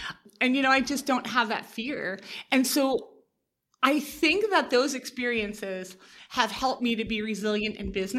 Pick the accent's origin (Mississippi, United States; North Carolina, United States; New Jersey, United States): New Jersey, United States; also born or lived in New York City / Denver; Well, you know, I'm from New Jersey. I've lost my accent, I believe. And, you know, I lived in New York City for a long time.